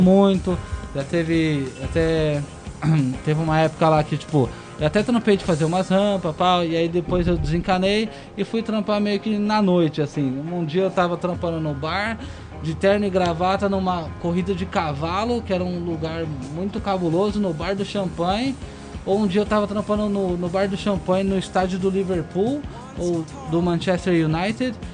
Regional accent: Brazil; moved away; also born or lived in England; não foi para isso que eu saí do Brasil

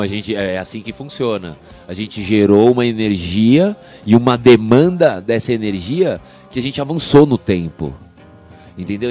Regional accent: Brazil; eu nasci no Brasil

